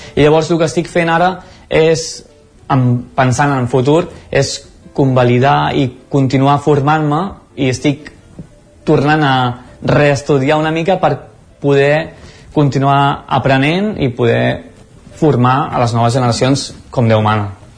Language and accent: Catalan; Mataró, Catalonia, Spain; now in Cardedeu, Spain; visc a Cardedeu, i bueno, sóc nascut per això a Mataró, al Maresme, a prop